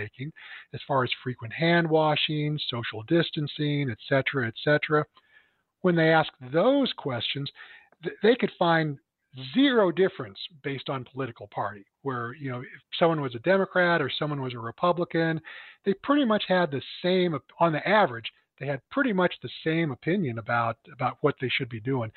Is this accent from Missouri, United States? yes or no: yes; Phelps County, Missouri, United States; now in St. Louis, United States; my hometown where, you know, in Phelps County